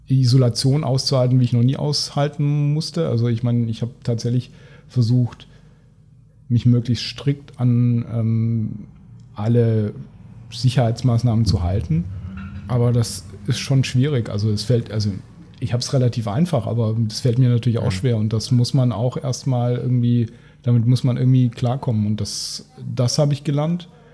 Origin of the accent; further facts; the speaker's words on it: Cologne, North Rhine-Westphalia, Germany; als Kölner